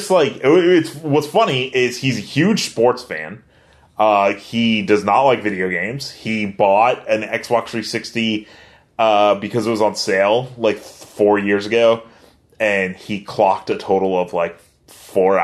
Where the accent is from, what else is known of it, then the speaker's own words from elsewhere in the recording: Hanford, United States; my hometown of Hanford. It's not where I was born, but my hometown